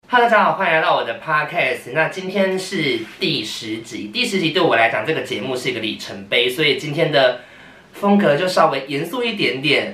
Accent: Nantou County, Taiwan; 我是在南投长大的嘛

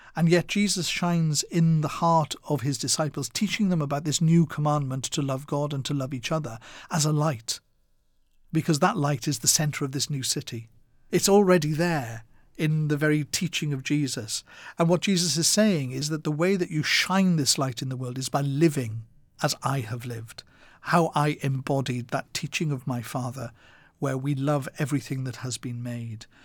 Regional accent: Wales, United Kingdom; my growing up in Wales

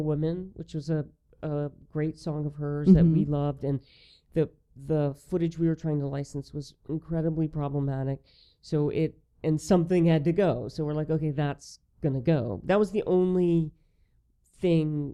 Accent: the South, United States; as someone who works in the film business, as a Southerner

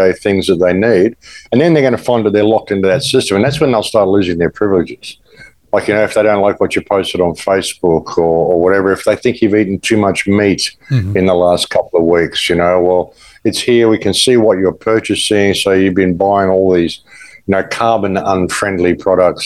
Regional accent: Australia; moved away as an adult; now in Mexico; I'm from Australia. I haven't been there since October 2021

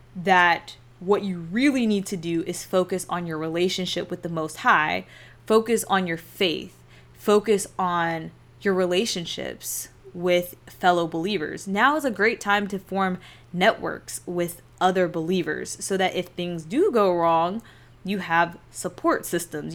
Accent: United States; born or raised there

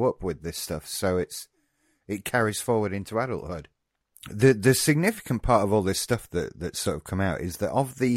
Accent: United Kingdom; we as the British

